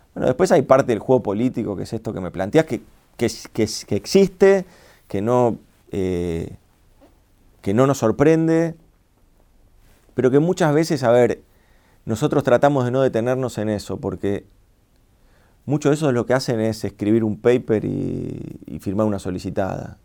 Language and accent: Spanish; Argentina; nosotros somos argentinos